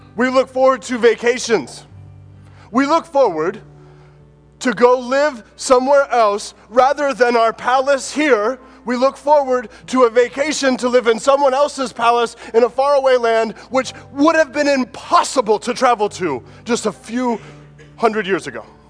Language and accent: English; United States; born or raised there